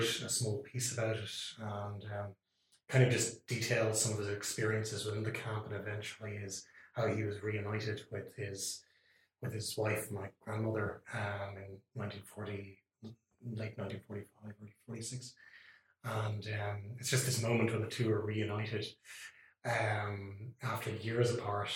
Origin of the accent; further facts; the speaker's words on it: Dublin, Leinster, Ireland; grew up here in the what I think is the capital of the universe, Dublin, in Ireland